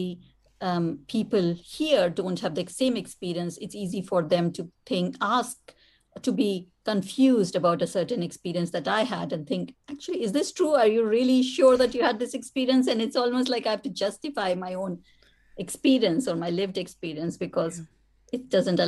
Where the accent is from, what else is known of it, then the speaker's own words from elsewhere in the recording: India; moved away; writing as an Indian woman